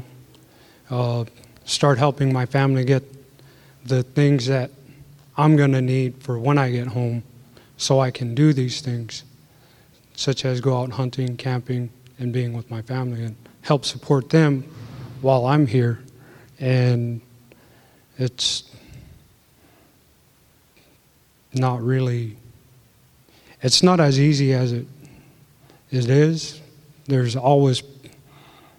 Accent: Utqiagvik, Alaska, United States; I'm originally from Utqiagvik, formerly known as Barrow

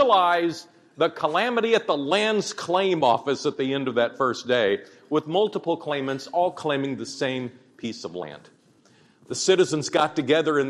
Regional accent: Oklahoma City, Oklahoma, United States; I was growing up in Oklahoma City in the 60s and 70s

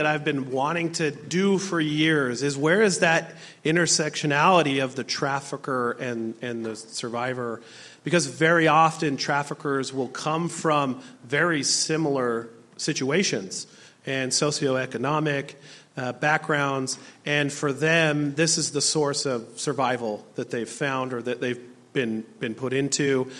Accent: Utah, United States; I'm from Utah, and we don't have that same immigration that is here in Alaska

